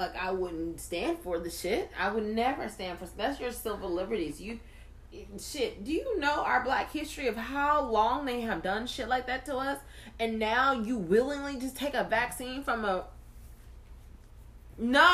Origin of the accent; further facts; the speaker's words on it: United States; I'm just an American girl just trying to live her life and raise her kid